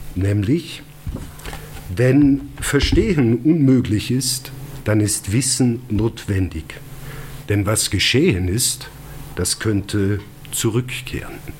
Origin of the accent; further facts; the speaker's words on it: Lungau, Salzburg, Austria; accent: Lungau dialect; first language Lungau dialect (Bavarian German); in meiner Muttersprache geschrieben, also auf Lungarisch